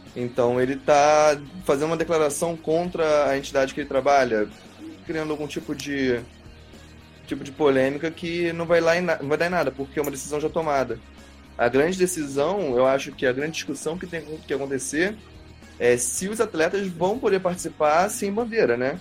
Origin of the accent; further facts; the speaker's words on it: Brazil; eu, como brasileiro